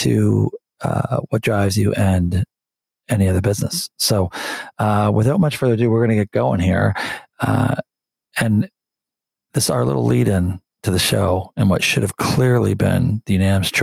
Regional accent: Windsor, Ontario, Canada; I grew up in Windsor

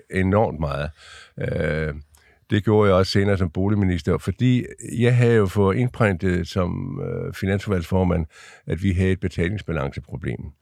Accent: Lolland-Falster, Zealand, Denmark; moved away; also born or lived in Ringsted; nu kommer jeg ned fra Lolland Falster

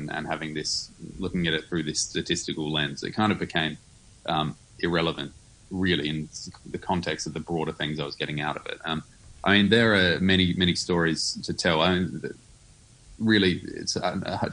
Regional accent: Adelaide, South Australia, Australia; my hometown of Adelaide

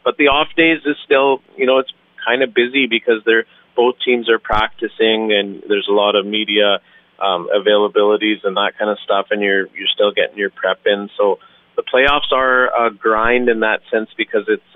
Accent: Alberta, Canada; I grew up in in Alberta

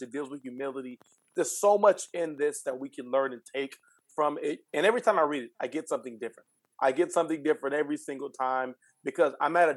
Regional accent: California, United States; moved away as an adult; now in Houston, United States; I'm originally from California.

